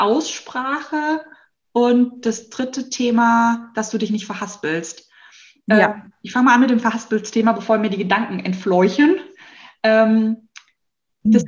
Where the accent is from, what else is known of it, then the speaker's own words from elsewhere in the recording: Hesse, Germany; accent: Hessian; Ich merke auch immer, ich bin Hesse. Man hört es teilweise nicht so, weil ich mhm. so hessisch erzogen worden bin.